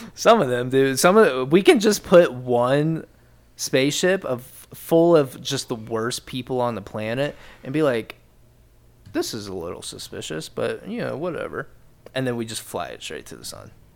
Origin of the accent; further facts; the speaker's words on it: rural Ohio, United States; growing up in Ohio, rural Ohio, my entire life